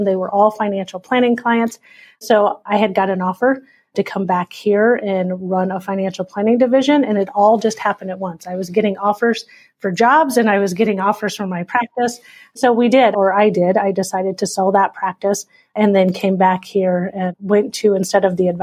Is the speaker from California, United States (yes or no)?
no; Nebraska, Iowa side of Omaha, United States; moved away as an adult; also born or lived in Wisconsin; now in Omaha, United States; I'm originally from here, our corporate headquarters in Omaha, Nebraska. I grew up just on the Iowa side